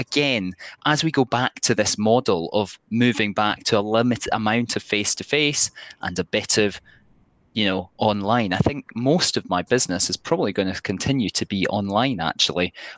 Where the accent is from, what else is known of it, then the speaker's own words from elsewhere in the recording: Dumfries, Scotland, United Kingdom; I'm from Dumfries, Southwest Scotland